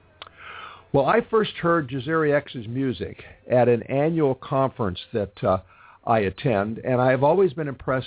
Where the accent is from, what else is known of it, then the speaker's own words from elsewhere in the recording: Los Angeles, California, United States; my hometown, Los Angeles